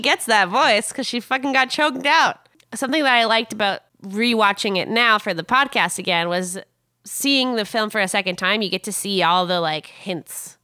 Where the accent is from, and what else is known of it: Canada